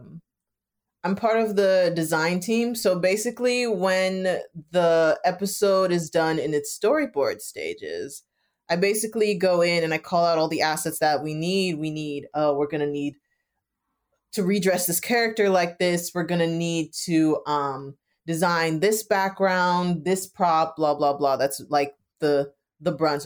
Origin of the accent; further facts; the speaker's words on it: Jamaica; I'm Jamaican, but like being a West Indian person myself.